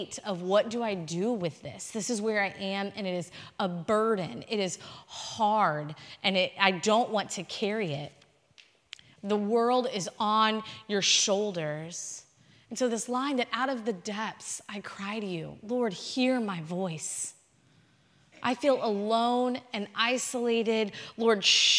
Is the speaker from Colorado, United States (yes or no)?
no; Houston, Texas, United States; moved away as an adult; also born or lived in College Station, Texas; I born and raised in Houston, Texas.